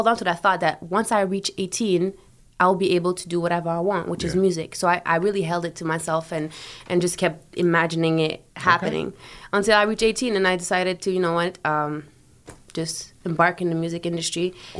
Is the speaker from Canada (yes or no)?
no; Germany; born there; And I was born in Germany.